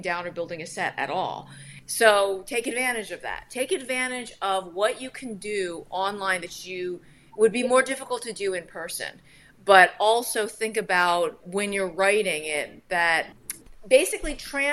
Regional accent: Maryland, United States; I'm from Maryland

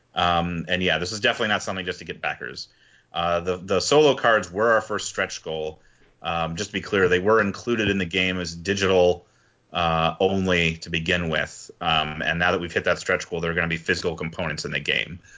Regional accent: Wisconsin, United States; now in Philadelphia, United States; I'm from Wisconsin originally

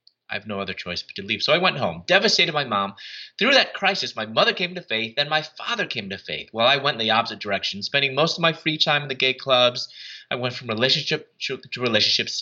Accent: Chicago, Illinois, United States; moved away as an adult; also born or lived in Louisville, Kentucky / Atlanta, Georgia; I'm from Chicago, and I moved from Chicago to Louisville, Kentucky to get my doctorate.

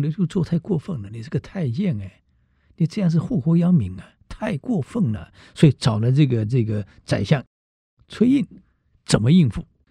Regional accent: Taiwan; 我们台湾人没有真正被冻过

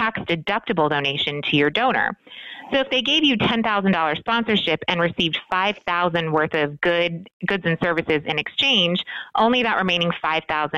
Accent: Hawaii, United States; moved away as an adult; now in Las Vegas, United States; I'm originally from Hawaii, and so I moved here in 2001, the Ninth Island, as we call it

